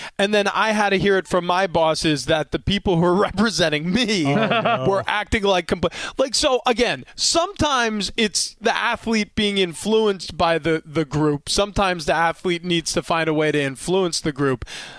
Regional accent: New York, United States; And again, I grew up in Long Island, New York.

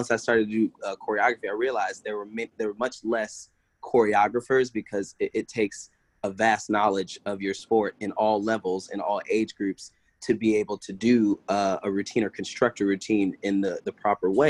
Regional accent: Kingstree, South Carolina, United States; born there; so I was born in South Carolina uh, small town of Kingstree, uh, literally like there's like three stoplights.

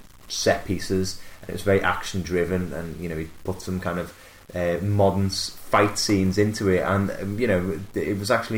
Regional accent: Liverpool, North West England, United Kingdom; we're four lads from Liverpool

